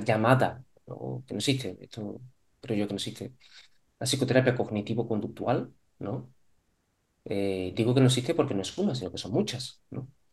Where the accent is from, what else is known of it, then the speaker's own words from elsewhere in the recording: Córdoba, Andalusia, Spain; moved away as an adult; also born or lived in Málaga; yo soy de Córdoba